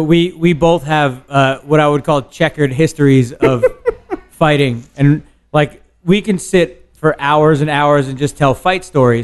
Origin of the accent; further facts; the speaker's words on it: Glen Rock, New Jersey, United States; also born or lived in Paterson, New Jersey / Lower Manhattan, New York; I grew up in suburban New Jersey, man. I didn't grow up in like anywhere hard or anything like that. I was born in Paterson, which is hard. I lived in Jersey City and Lower Manhattan after a bunch of years, but where I grew up, like in Glen Rock, New Jersey